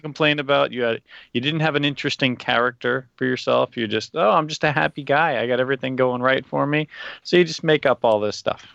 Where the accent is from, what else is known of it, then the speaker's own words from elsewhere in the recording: New Jersey, United States; now in Japan; I come from Jersey, but I'm in Japan